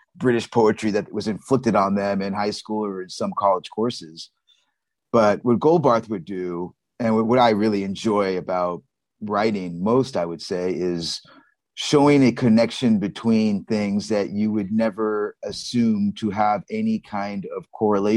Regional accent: San Francisco, California, United States; moved away as an adult; also born or lived in Maui / New York City; I was born and raised in San Francisco

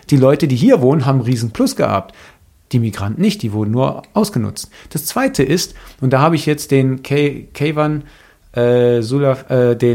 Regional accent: Greece; Weil Rassismus fängt, und das weiß ich als Grieche

